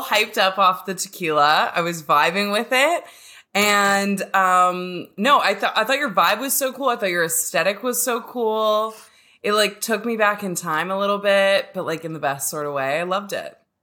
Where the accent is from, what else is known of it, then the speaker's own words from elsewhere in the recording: Canada; I'm a lesbian from Canada